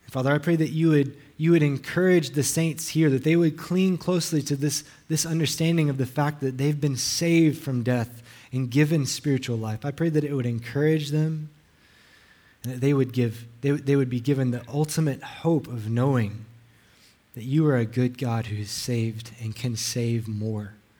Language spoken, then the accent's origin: English; Alabama, United States; now in Hawaii, United States; I'm not local. I'm from Alabama. I talk funny